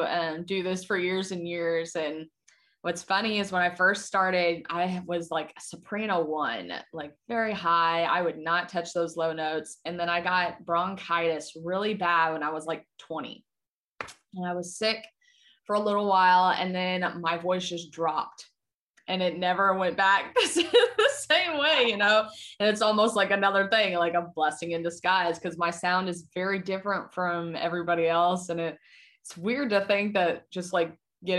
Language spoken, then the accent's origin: English; Lexington, Kentucky, United States; moved away as an adult; I had so much hometown support in Lexington.